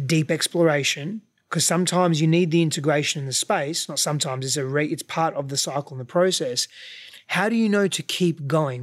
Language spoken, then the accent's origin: English; Australia; I grew up there, so culturally I'm Australian, but ethnically I'm not